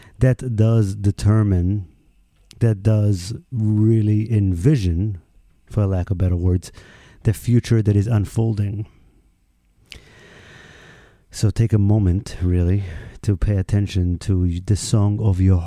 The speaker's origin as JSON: {"language": "English", "country": "Israel", "moved": "yes", "said": "my home country, Israel"}